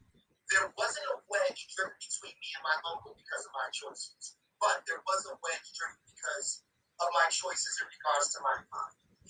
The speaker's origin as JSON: {"language": "English", "town": "Boston", "region": "Massachusetts", "country": "United States", "tie": "born or raised there", "also_born_or_lived": "New Hampshire, United States", "said": "I was born in New Hampshire. I lived there. I was literally just born. Within a few days, I was flown to Maine to get a procedure done on my heart. Ended up moving to Massachusetts. To the Mission Hill neighborhood around Calumet Street."}